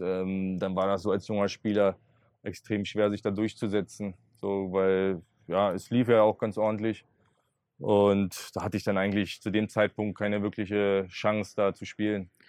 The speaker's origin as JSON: {"language": "German", "region": "Berlin", "country": "Germany", "tie": "born or raised there", "said": "weiter bei meinen Eltern noch wohnen, ähm, war in meiner Heimatstadt"}